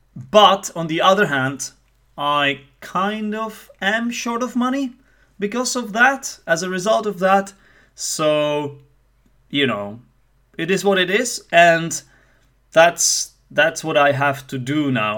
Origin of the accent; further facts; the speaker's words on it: Czechia; accent: Czech; first language Czech; English is a second language; Some people might say that I have a Czech accent. I would like to say that it's not as Czech as other Czechs might have it